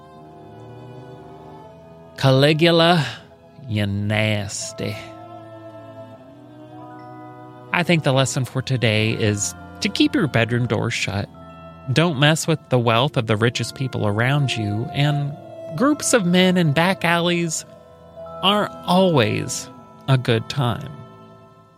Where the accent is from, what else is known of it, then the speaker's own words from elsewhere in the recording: Alexandria, Indiana, United States; I was raised in Alexandria, Indiana